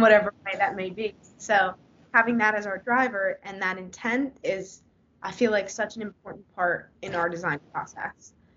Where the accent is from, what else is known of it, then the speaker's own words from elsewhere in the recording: Philadelphia, Pennsylvania, United States; I grew up in the Philly area